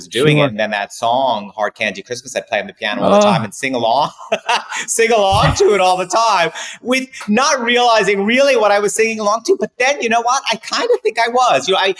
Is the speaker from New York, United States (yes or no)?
yes; New York City, New York, United States; We lived in New York City.